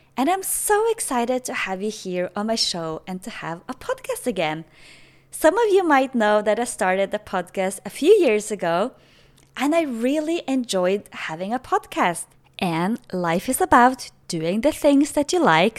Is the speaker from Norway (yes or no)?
yes; Norway; English is a second language; moved away as an adult; now in Playa del Carmen, Mexico; I'm originally from Norway, but currently in Mexico, Playa del Carmen.